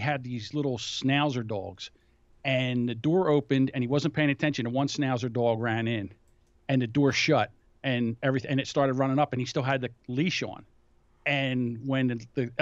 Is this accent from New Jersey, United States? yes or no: no; Philadelphia, Pennsylvania, United States; I'm from Philadelphia.